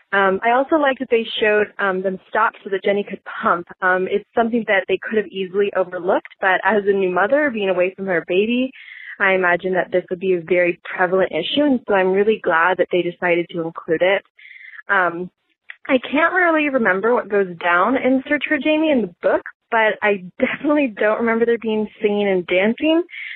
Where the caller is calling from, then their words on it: California, United States; I'm calling from California.